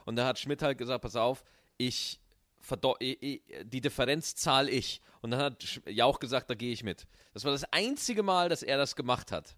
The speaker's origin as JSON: {"language": "German", "region": "Bavaria", "country": "Germany", "tie": "born or raised there", "said": "meine Kindheit in Bayern"}